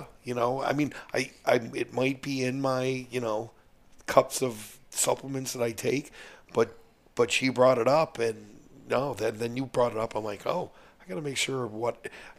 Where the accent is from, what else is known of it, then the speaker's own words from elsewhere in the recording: Midwest, United States; See, I don't want grass-fed, bro. I'm from the Midwest.